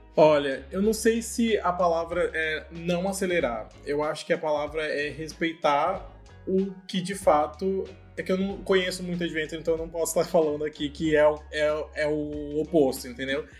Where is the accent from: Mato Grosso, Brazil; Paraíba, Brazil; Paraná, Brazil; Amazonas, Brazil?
Mato Grosso, Brazil; Cuiabá; moved away as an adult; now in São Paulo, Brazil; Eu sou de Cuiabá, Mato Grosso